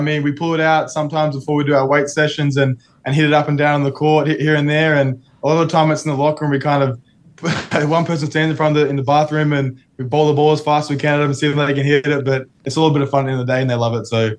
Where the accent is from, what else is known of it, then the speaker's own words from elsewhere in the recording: Australia; now in United States; being an Australian athlete myself and coming to America in a foreign environment, seeing that other past Australians have been through St. Mary's and done so well